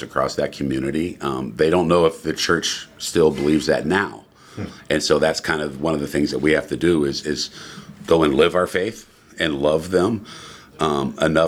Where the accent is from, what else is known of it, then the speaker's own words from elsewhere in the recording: Texas, United States; also born or lived in Englewood, Colorado; now in Loup City, United States; I'm originally from Texas